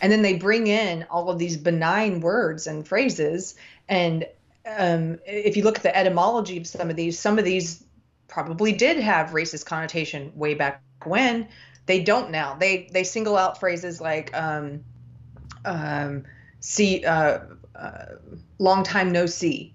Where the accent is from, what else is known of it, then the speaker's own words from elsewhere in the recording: South Carolina, United States; I'm from the South. I'm from South Carolina